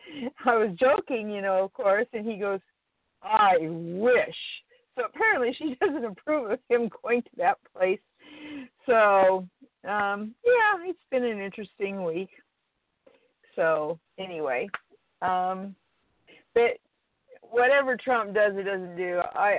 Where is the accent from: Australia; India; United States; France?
United States; Idaho; I'm from Idaho.